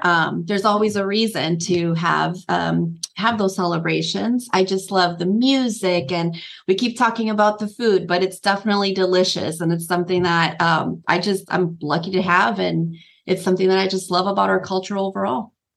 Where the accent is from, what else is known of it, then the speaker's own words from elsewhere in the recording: Nicaragua; I was actually born in Nicaragua, a Central American country.